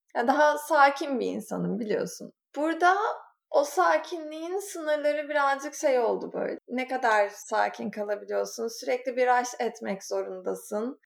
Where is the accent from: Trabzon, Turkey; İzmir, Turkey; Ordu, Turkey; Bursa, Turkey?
İzmir, Turkey; moved away as an adult; now in New York, United States; İzmir doğumluyum. İzmir'de büyüdüm